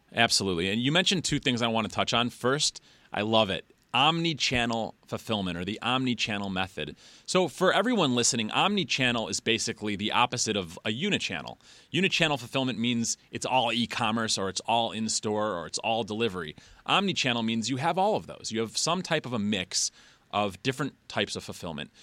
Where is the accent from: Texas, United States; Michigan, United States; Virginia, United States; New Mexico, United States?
Michigan, United States; Detroit; I'm from Metro Detroit. It's where I live now